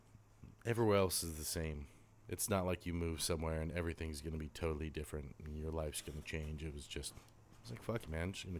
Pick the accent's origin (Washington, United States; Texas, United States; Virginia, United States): Washington, United States; Port Angeles; also born or lived in Joyce, Washington / Northern California; we're both born and raised in Port Angeles. I spent a lot of my time out in Joyce